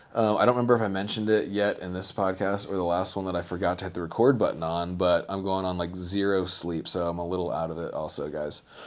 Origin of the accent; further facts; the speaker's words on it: the South, United States; I'm from the South